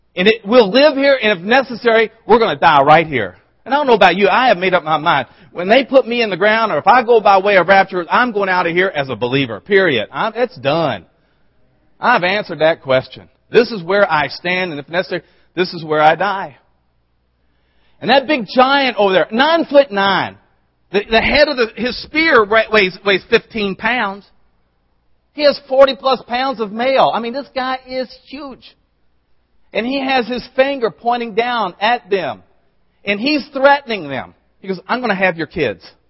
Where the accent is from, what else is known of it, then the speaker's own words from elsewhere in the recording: the South, United States; I'm from the South